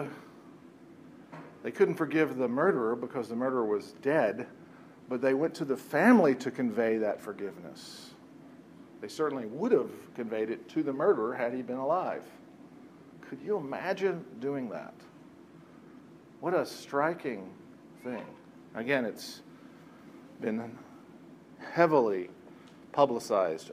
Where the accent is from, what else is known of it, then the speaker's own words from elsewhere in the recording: Lancaster County, Pennsylvania, United States; we're from Lancaster County